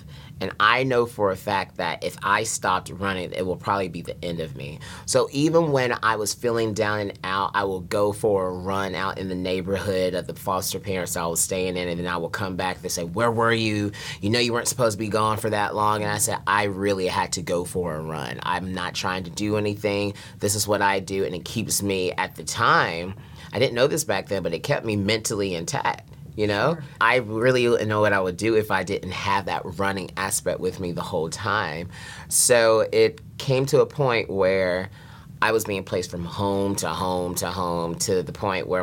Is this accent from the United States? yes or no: yes; North Carolina, United States; I was born and raised in North Carolina